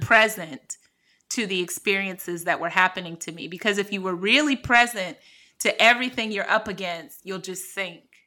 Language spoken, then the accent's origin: English; Cleveland, Ohio, United States; moved away as an adult; also born or lived in New York / California / France; I'm from Cleveland. I grew up in a really impoverished, uh, community